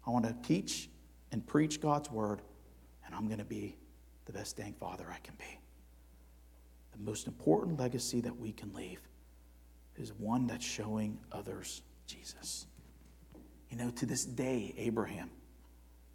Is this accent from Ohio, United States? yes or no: yes; Cleveland, Ohio, United States; I'm from Cleveland